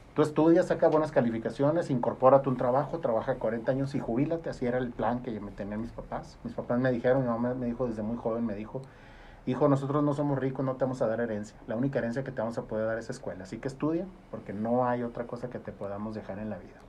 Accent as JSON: {"language": "Spanish", "town": "Gómez Palacio", "region": "Durango", "country": "Mexico", "tie": "born or raised there", "said": "Yo, soy oriundo de Gómez, vivo en Gómez."}